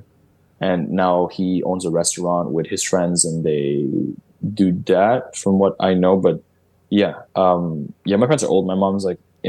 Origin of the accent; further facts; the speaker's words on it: Montreal, Quebec, Canada; I was born and raised here